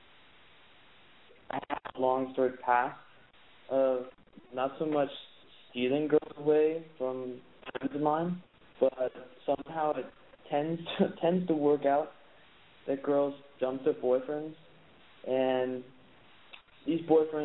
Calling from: Copenhagen, Capital Region of Denmark, Denmark; I'm calling from Copenhagen, Denmark

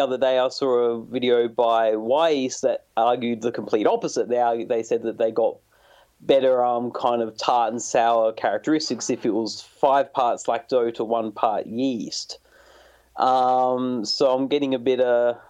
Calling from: Australia; Calling from Australia.

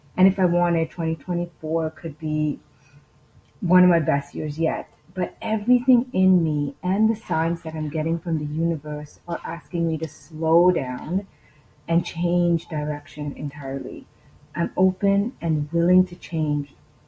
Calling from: Toronto, Ontario, Canada; Hi, Marie. … from Toronto.

